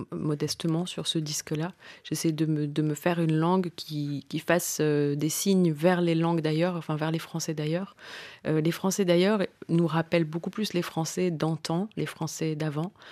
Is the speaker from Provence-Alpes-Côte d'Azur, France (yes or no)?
yes; Marseille, Provence-Alpes-Côte d'Azur, France; Moi je viens du sud-est de la France, je suis marseillaise.